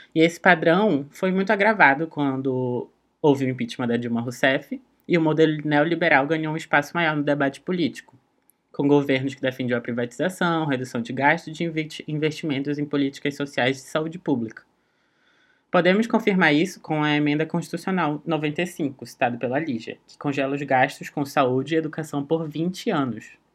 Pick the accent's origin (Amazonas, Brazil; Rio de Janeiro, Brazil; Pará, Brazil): Pará, Brazil; Meu estado natal, o Pará